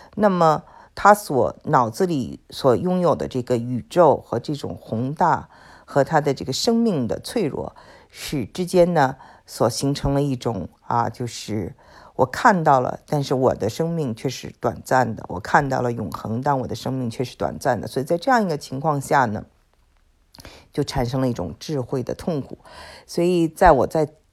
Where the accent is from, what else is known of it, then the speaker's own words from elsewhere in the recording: Beijing, China; 我觉得生在北京的，长在北京的